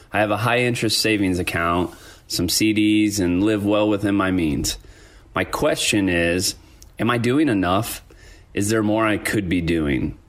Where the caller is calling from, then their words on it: Fort Collins, Colorado, United States; I'm calling in from Fort Collins, Colorado.